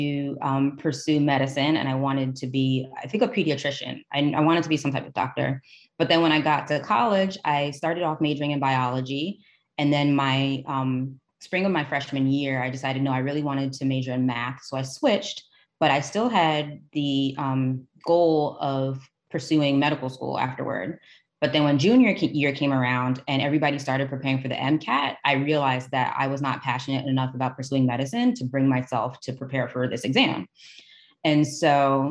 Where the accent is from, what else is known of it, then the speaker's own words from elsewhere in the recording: Teaneck, New Jersey, United States; moved away as an adult; also born or lived in Maryland; I was born and raised in Teaneck, New Jersey